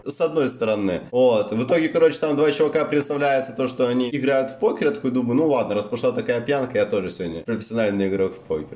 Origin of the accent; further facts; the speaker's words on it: White Sea coast, Russia; moved away; also born or lived in Black Sea; я же, ну, плюс-минус вырос на море